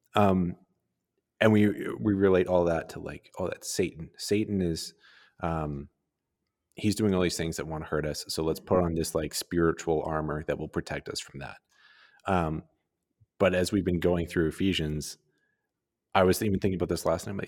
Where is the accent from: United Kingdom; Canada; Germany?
Canada; Calgary, Alberta; growing up in Calgary